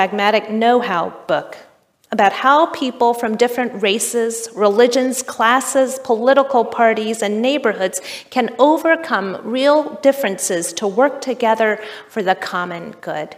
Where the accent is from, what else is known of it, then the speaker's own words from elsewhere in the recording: Richmond, Kentucky, United States; moved away; also born or lived in Chicago; The church where I grew up in Richmond, Kentucky